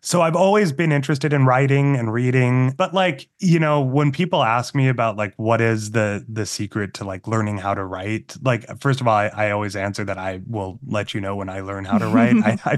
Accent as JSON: {"language": "English", "region": "Massachusetts", "country": "United States", "tie": "born or raised there", "said": "growing up in Massachusetts as a Mormon kid, you know, like made me kind of an outsider in some ways"}